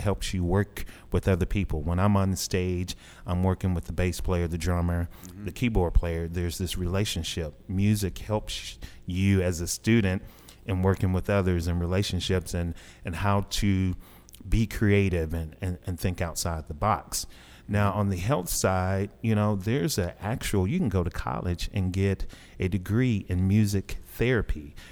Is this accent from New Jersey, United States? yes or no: no; Dumas, Arkansas, United States; also born or lived in Kansas City / Albuquerque, New Mexico; I'm I'm from Arkansas. I'm a, a, local guy. I grew up in Southeast Arkansas, Dumas